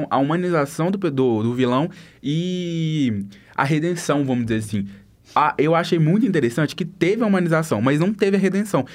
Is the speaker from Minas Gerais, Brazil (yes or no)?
yes; interior of Minas Gerais, Brazil; eu não sou de BH, gente, eu sou mais da, do interior